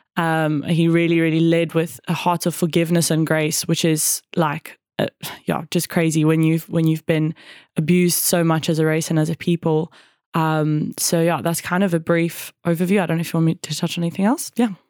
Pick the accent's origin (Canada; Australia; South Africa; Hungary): South Africa; also born or lived in Cape Town / Johannesburg / Jeffreys Bay; growing up in South Africa